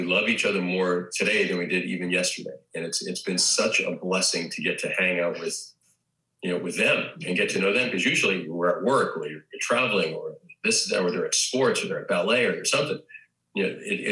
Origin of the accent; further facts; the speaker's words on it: Hyannis, Massachusetts, United States; also born or lived in Boston, Massachusetts; growing up in Boston, I lived right across the street from the church at St. Peter's